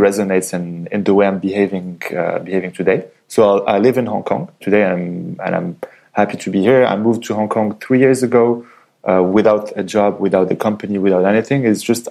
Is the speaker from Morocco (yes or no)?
yes; Casablanca, Casablanca-Settat, Morocco; English is a second language; moved away as an adult; also born or lived in France; So I was born and raised in Morocco. So my father is Moroccan. My mother is Austrian.